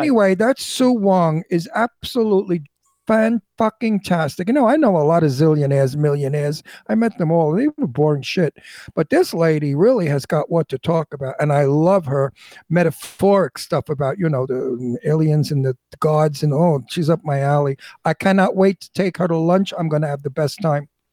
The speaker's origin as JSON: {"language": "English", "town": "New York City", "region": "New York", "country": "United States", "tie": "born or raised there", "said": "I'm from Brooklyn. Brooklyn is right. a tough tough neighborhood, tough people."}